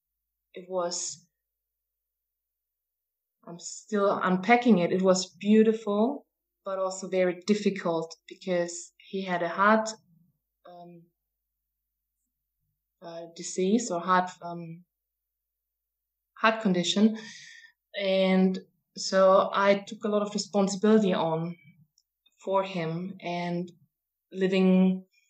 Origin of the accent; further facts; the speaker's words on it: Austria; moved away as an adult; also born or lived in New Zealand; I'm from Austria, and I moved to New Zealand maybe in 2006